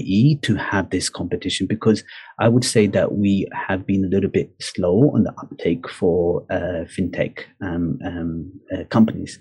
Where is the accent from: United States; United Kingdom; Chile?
United Kingdom; now in Dubai, United Arab Emirates; in my home country in the UK